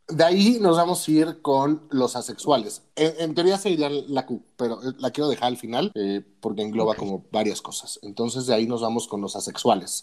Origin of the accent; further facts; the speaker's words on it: Mexico; nosotros como mexicanos o como hispanoparlantes